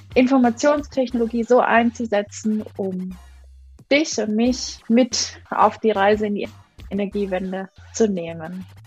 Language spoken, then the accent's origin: German; Munich, Bavaria, Germany; ich bin in München aufgewachsen